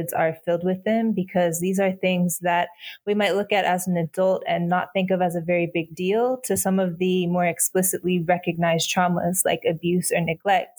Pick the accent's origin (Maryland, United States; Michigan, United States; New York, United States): Michigan, United States; Fenton; I was born in Fenton, Michigan, which is like a suburb of Flint, Michigan.